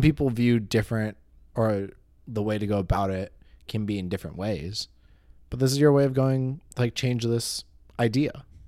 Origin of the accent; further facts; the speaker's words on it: California, United States; I'm Californian.